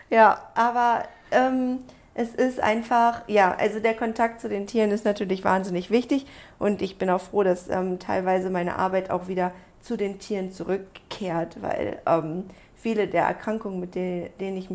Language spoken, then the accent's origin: German; Germany; ich bin ja groß geworden in Deutschland, aber mit einer koreanischen, äh, mit einem koreanischen Anteil. Also ich bin halb Koreanerin